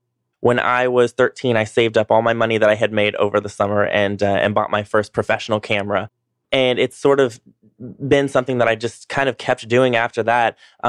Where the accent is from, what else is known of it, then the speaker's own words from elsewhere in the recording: North Georgia mountains, United States; moved away as an adult; also born or lived in New York; now in Atlanta, United States; I grew up in the North Georgia Mountains. I went to college there, grew up there. I went to college at Young Harris College.